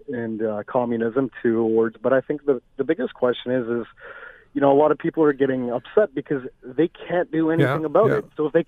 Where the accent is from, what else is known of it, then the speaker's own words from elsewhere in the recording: Vancouver, British Columbia, Canada; me being younger and growing up in Canada